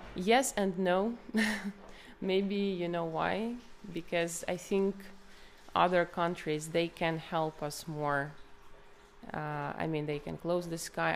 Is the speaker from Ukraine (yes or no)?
yes; Kharkiv Oblast, Ukraine; English is a second language; moved away as an adult; also born or lived in Kyiv, Ukraine; I'm Ukrainian. Uh, like I've been living in uh, Kiev for eight years, but originally I'm from Kharkiv region, from a small city in in the Kharkiv region